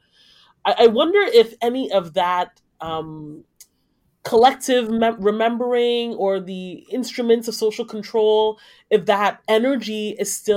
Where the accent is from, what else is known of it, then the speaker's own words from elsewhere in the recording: Nigeria; I'm Nigerian, and like what we do in Nigeria